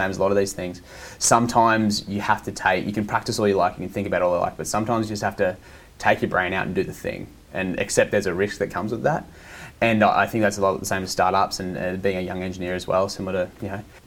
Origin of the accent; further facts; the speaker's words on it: Southeast Queensland, Australia; We're from Southeast Queensland.